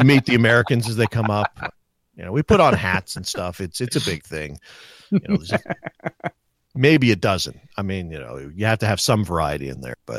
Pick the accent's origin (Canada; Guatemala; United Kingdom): Canada; Nova Scotia; moved away; I'm from Nova Scotia originally